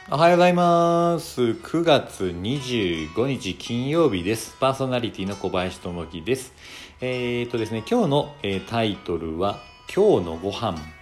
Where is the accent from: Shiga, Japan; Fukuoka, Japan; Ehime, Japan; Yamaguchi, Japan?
Shiga, Japan; Koka; moved away; 実家が私、あの滋賀県の甲賀市って言って